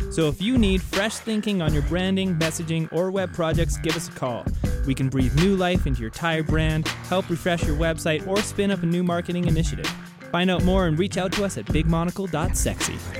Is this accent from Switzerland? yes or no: no; Canada; now in United States; being a Canadian living in the United States